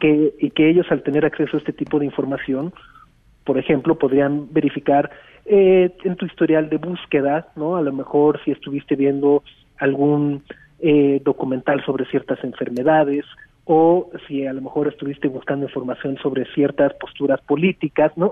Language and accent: Spanish; Mexico